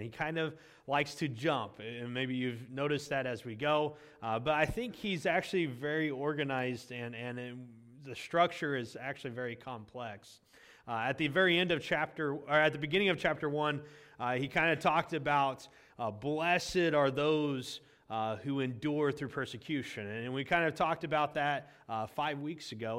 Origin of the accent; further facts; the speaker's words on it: United States; we've lost as American Christians